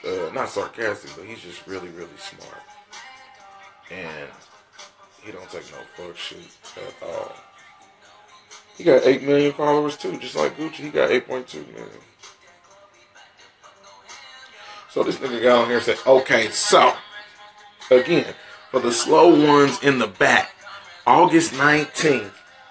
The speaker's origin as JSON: {"language": "English", "town": "Topeka", "region": "Kansas", "country": "United States", "moved": "yes", "lives_now": "Missouri, United States", "said": "I'm from Topeka, Kansas. I'm out in Missouri somewhere now"}